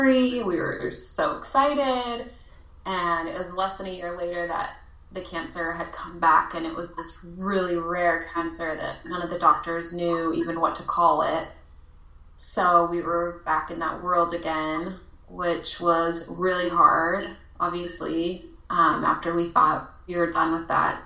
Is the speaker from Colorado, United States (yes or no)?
yes; Colorado, United States; I'm actually from Colorado. Grew up there